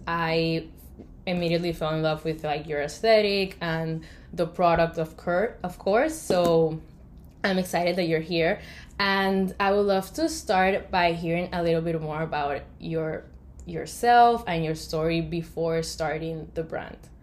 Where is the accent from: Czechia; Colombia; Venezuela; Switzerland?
Colombia; now in United States; I come from Colombia